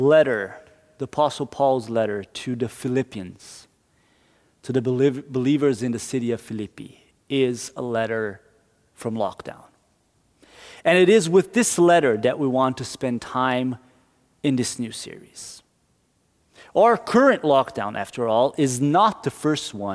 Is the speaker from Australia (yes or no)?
no; Brazil; now in Norway; my home country, Brazil.